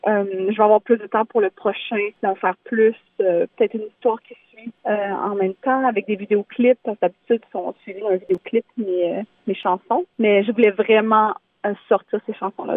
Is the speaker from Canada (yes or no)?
yes; Thetford Mines, Quebec, Canada; j'ai été élevée euh, à Thetford Mines, donc euh, c'était très francophone.